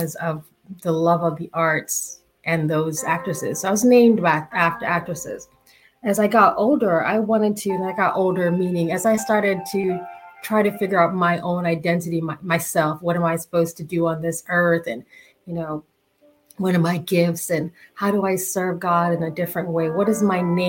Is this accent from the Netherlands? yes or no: no; Jamaica; I'm Jamaican.